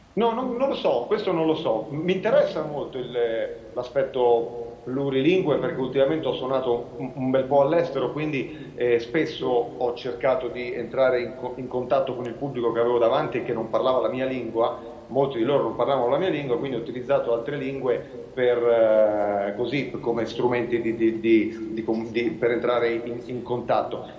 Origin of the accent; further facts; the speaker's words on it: Cortona, Tuscany, Italy; sono nato nella stessa città dove è nato Severini